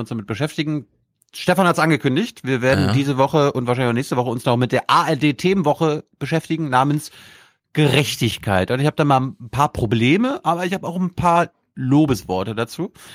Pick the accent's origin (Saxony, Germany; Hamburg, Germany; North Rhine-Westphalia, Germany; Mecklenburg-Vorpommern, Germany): Mecklenburg-Vorpommern, Germany; Malchin; also born or lived in Zislow